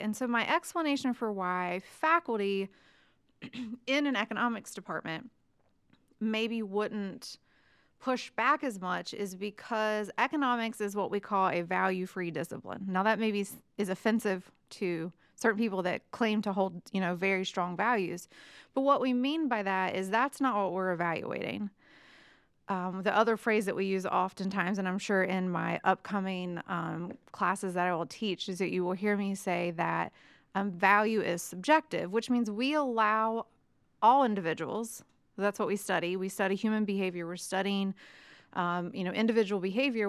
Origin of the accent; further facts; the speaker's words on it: West Virginia, United States; moved away as an adult; also born or lived in Mississippi; now in Chattanooga, United States; I grew up in West Virginia